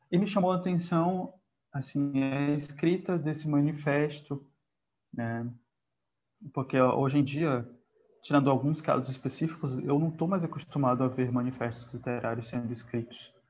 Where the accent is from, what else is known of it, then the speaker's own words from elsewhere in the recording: Piauí, Brazil; born there; also born or lived in Pará / Rio Grande do Sul; eu sou nordestino, nascido no Piauí, mas sempre fiquei mudando de estado. Então, eu fui para o Pará e ficou numa, numa, desenvolvi uma identidade lá, e depois fui para o Rio Grande do Sul, depois voltei para cá